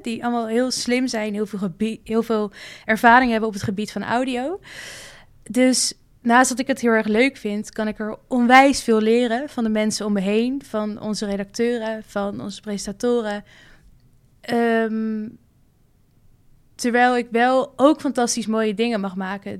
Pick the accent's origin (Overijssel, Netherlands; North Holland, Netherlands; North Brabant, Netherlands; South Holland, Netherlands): North Holland, Netherlands; Amsterdam; moved away as an adult; now in Rotterdam, Netherlands; ik kom uit Amsterdam. En, maar ik woon in Rotterdam